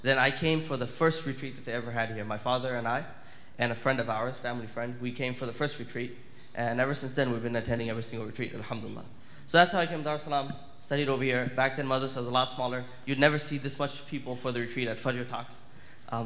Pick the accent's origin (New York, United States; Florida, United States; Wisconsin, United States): Florida, United States; Miami; I'm from Florida. I'm from Miami. I was primarily raised in Miami most of my life.